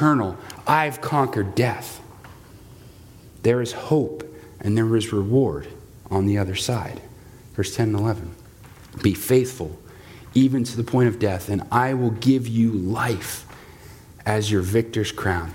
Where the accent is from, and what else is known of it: United States